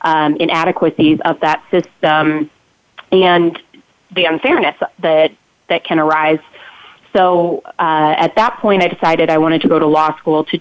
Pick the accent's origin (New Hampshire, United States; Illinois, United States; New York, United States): Illinois, United States; also born or lived in St. Louis; I am from Illinois.